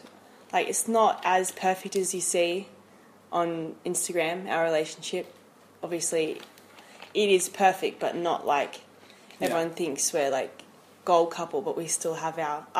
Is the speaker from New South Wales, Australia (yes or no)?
no; Gold Coast, Queensland, Australia; moved away as an adult; Well, I'm from Australia, like you, from the Gold Coast, other side of Australia.